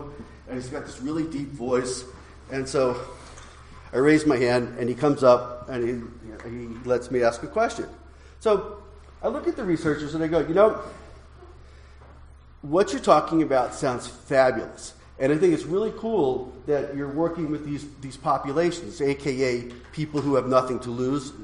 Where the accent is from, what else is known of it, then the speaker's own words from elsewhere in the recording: New York, United States; I come from New York